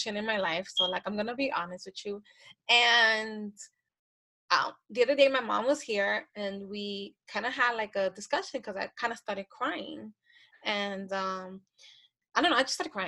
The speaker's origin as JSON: {"language": "English", "area": "the Bronx and Yonkers", "region": "New York", "country": "United States", "tie": "born or raised there", "said": "I grew up in the Bronx in Yonkers"}